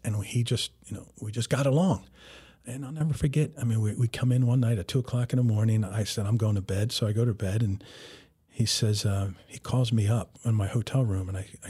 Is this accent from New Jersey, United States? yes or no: yes; New Jersey, United States; I told him, you know, I told him I'm from North Jersey